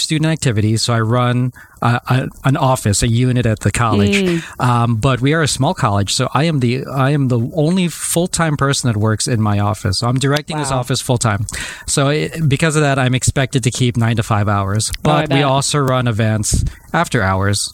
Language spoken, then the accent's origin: English; New Jersey, United States; also born or lived in Hartford; I'm from New Jersey originally, so I moved back home